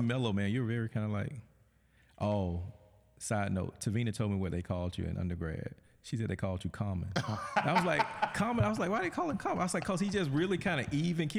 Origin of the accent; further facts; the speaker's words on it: Thomaston, Georgia, United States; moved away as an adult; I'm from Thomaston, Georgia. I, when I graduated high school, I wanted to get as far away from Thomaston, Georgia as I possibly could